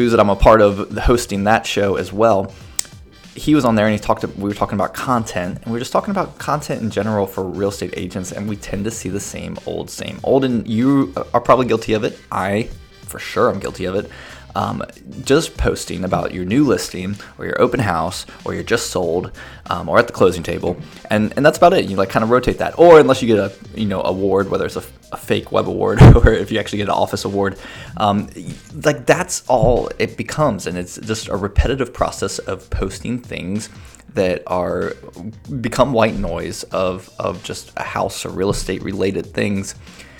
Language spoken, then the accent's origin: English; United States; moved away; also born or lived in Chicago, Illinois; I grew up near Cincinnati